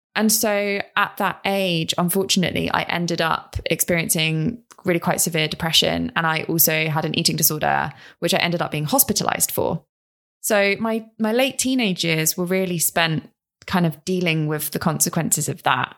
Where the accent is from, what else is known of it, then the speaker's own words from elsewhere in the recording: London, United Kingdom; also born or lived in Ipswich; I grew up in South London, uh, with my mum and my brother, really small family, and I went to a local primary school